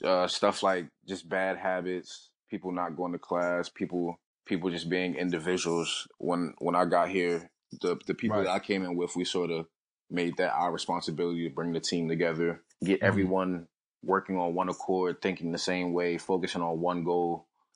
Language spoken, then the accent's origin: English; Baltimore, Maryland, United States; Born and raised in Baltimore, Maryland